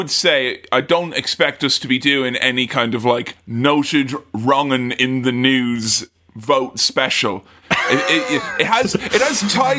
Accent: Ireland; For me, as an Irishman, it's the month of Easter is my Independence Day.

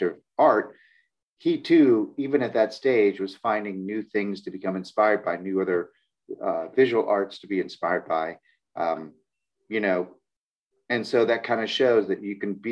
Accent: Oak Park, Illinois, United States; also born or lived in Evanston, Illinois; And then my mom moved in with her parents. And that's where I grew up in Oak Park, Illinois.

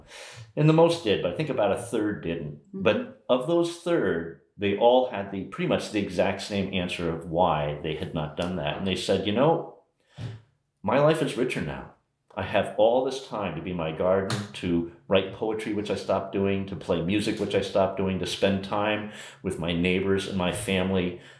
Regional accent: Old Greenwich, Connecticut, United States; In old Greenwich, Connecticut.

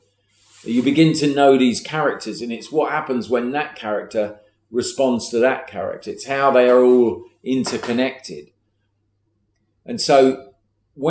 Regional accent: England, United Kingdom; I'm from the South

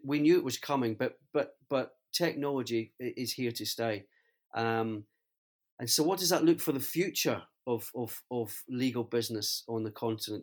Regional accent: Scotland, United Kingdom; as a Scotsman

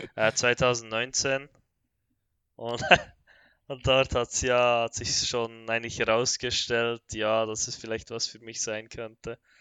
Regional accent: Bern, Switzerland; ich komme, wie schon gesagt, aus der Schweiz, aus Bern

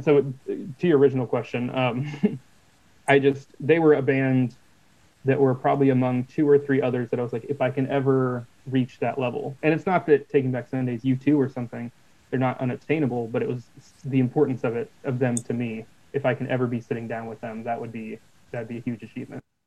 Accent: Portland, Oregon, United States; we're from Portland, Oregon

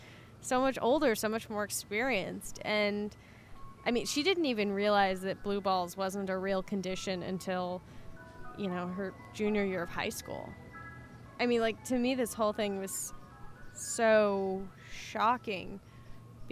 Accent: Central Valley, California, United States; I moved back to the area where I'd grown up, in the Central Valley in California.

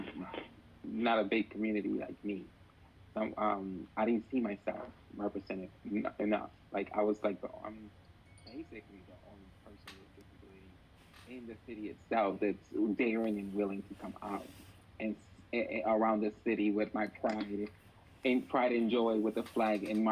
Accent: Puerto Rico; moved away; also born or lived in Ponce, Puerto Rico / Patillas, Puerto Rico; I am originally from Puerto Rico. I was born in Ponce, Puerto Rico. Although I lived my baby years in Patillas

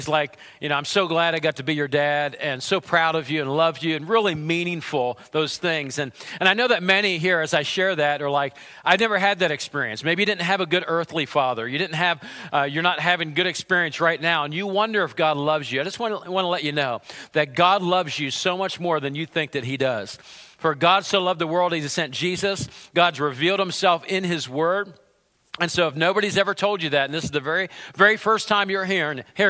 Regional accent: United States; I grew up in Center County.

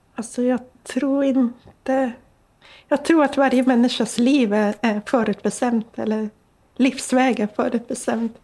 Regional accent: Sweden; I den tro jag var uppväxt med i Lappland

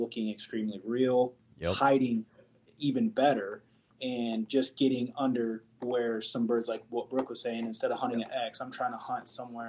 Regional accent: Michigan, United States; moved away as an adult; also born or lived in Washington State; where I grew up in Michigan

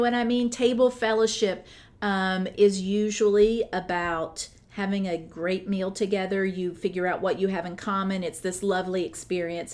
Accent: United States

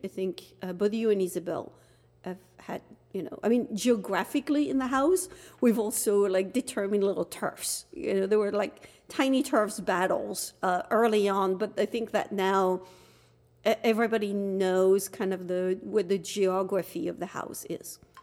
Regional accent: Dunkirk, Hauts-de-France, France; moved away as an adult; now in United States; I was born in France, in Dunkirk, France, um, came to the United States as a student

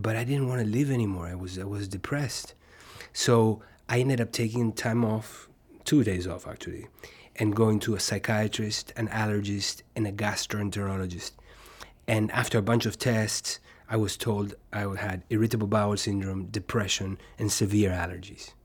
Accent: Uruguay; moved away as an adult; also born or lived in New York; where I was born in Uruguay

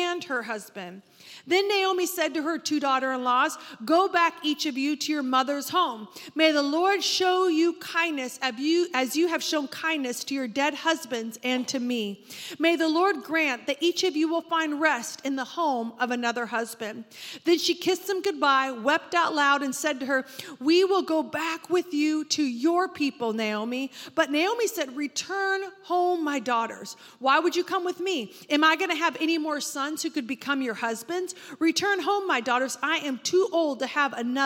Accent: Oregon, United States; I grew up in Oregon, and the fog there is incredibly dense

